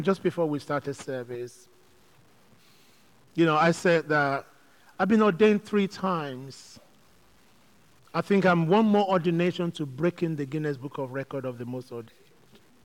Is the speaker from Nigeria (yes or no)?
yes; Nigeria; also born or lived in London, United Kingdom; now in Manchester, United Kingdom; I grew up in Nigeria where going to church was a big thing